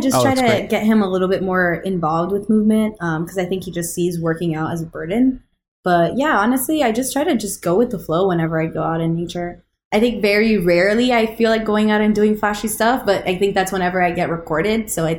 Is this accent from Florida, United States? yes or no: yes; Florida, United States; because we're all from Florida here, you know.